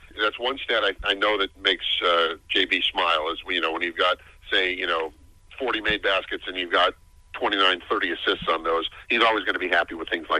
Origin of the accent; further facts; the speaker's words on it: Chicago, Illinois, United States; And as a Chicagoan